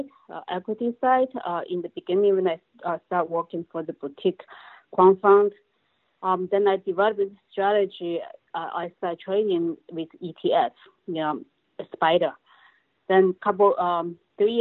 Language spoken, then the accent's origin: English; China; moved away as an adult; now in United States; Originally, I came from China 27 years ago after I graduated from college